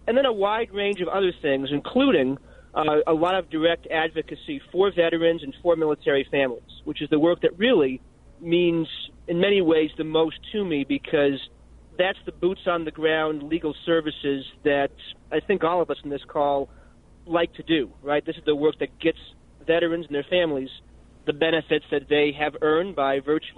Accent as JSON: {"language": "English", "town": "Plattsburgh", "region": "New York", "country": "United States", "tie": "born or raised there", "said": "Plattsburgh, New York."}